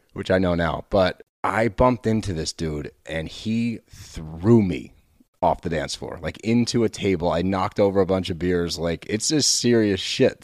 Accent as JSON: {"language": "English", "region": "Texas", "country": "United States", "tie": "born or raised there", "said": "I was born in Texas"}